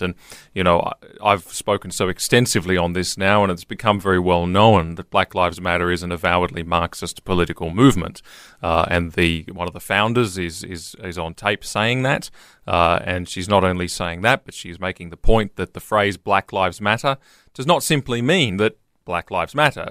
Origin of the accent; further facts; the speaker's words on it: Queensland, Australia; I'm a Queenslander